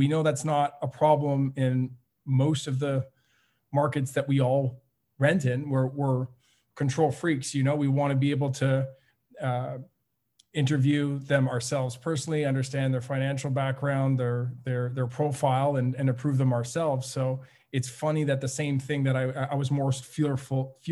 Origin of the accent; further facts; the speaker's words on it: Montreal, Quebec, Canada; also born or lived in Ottawa; I live in Montreal. So I'm born and raised in Montreal